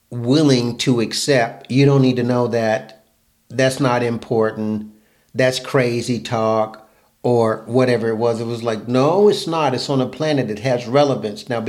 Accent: Fayetteville, North Carolina, United States; I'm growing up in North Carolina.

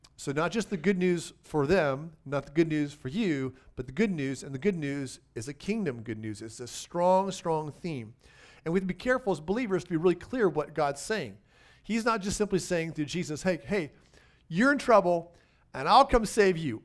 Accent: United States; I happen to be an American citizen

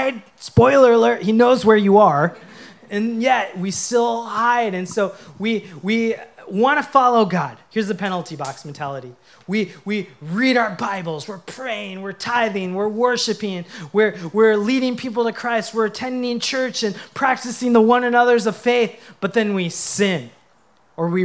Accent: Minnesota, United States; I grew up playing hockey in Minnesota

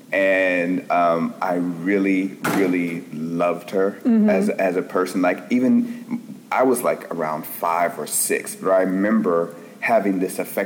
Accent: Los Angeles, California, United States; I'm originally from Los Angeles, California

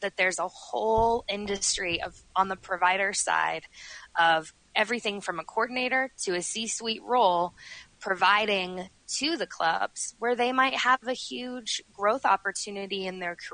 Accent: Denver, Colorado, United States; also born or lived in Milwaukee, Wisconsin; I've lived here since I was 6 years old. I was born in Milwaukee, and my parents said, we are going to move to Colorado, and they did.

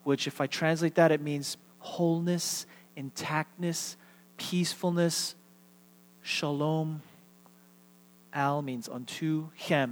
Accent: United States; being Korean American

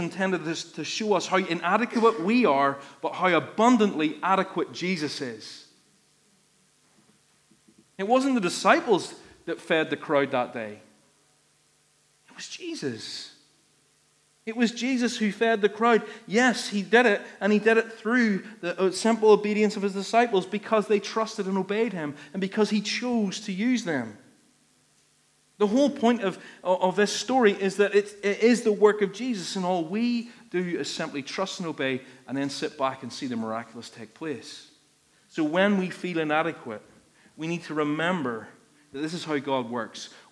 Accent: Ballymena, Northern Ireland, United Kingdom; I'm from Ballymena and I'm stingy.

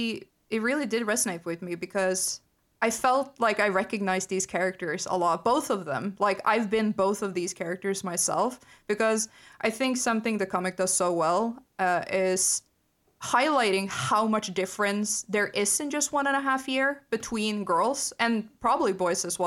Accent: Norway; growing up in Norway

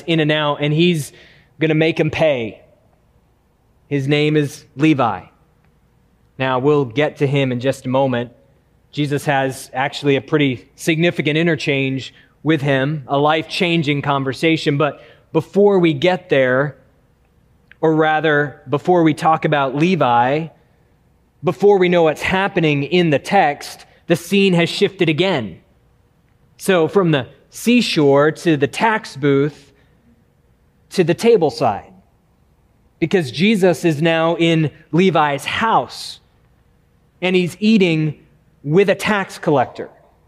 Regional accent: New England, United States; now in Chattanooga, United States; Growing up in New England

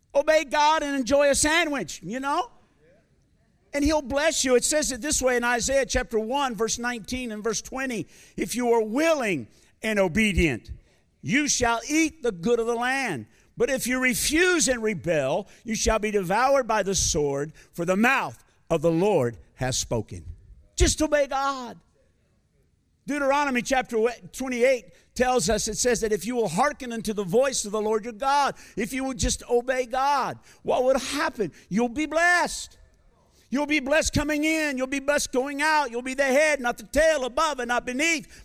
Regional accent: United States; accent: American; also born or lived in Malawi; now in Zambia; my American accent

